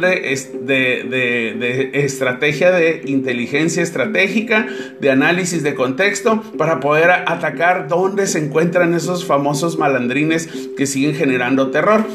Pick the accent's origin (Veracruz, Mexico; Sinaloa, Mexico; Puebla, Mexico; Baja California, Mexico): Baja California, Mexico; Tijuana; Para todos aquellos que somos pobladores de Tijuana